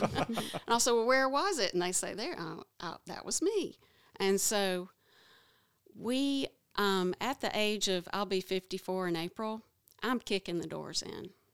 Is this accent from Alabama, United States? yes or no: yes; Oneonta, Alabama, United States; I've lived in Alabama all my life. I don't mind you knowing that I'm from Oneonta, Alabama, which is a small town